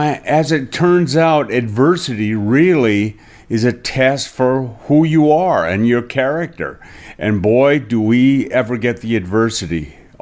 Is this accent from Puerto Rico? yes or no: no; Ireland; It's like, I'm Irish, so less work, the better.